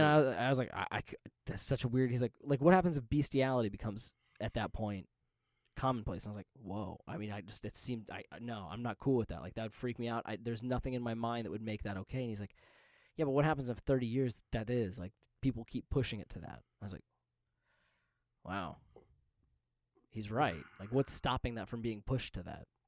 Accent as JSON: {"language": "English", "town": "Las Vegas", "region": "Nevada", "country": "United States", "tie": "born or raised there", "said": "growing up in Vegas"}